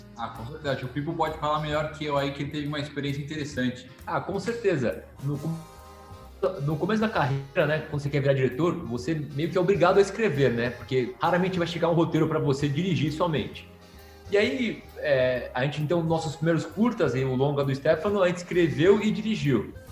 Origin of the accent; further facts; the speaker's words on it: São Paulo, Brazil; A gente é aqui de São Paulo, né, descendente de italiano, meus avós vieram da Itália, uhum. mas nasceu aqui de São Paulo